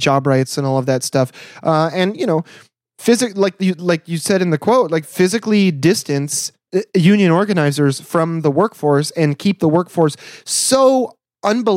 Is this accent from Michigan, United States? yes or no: yes; Michigan, United States; growing up in Michigan as a kid